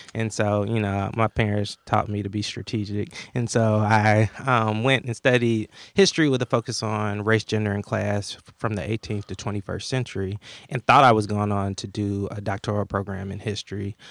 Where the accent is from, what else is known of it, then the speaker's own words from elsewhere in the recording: Atlanta, Georgia, United States; I grew up in Atlanta in the shadows of Dr. King